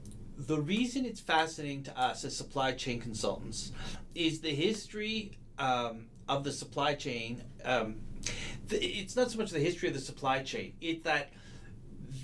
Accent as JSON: {"language": "English", "town": "Montreal", "region": "Quebec", "country": "Canada", "tie": "born or raised there", "said": "My hometown."}